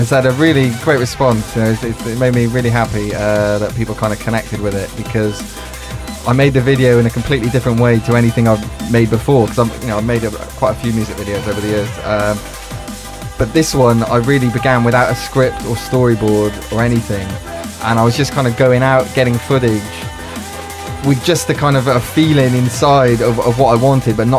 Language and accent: English; Cardiff, Wales, United Kingdom; my hometown